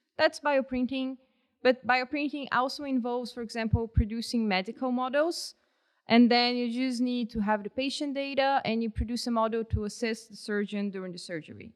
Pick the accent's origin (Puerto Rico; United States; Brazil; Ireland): Brazil; English is a second language; moved away as an adult; now in Canada; I'm from a tropical country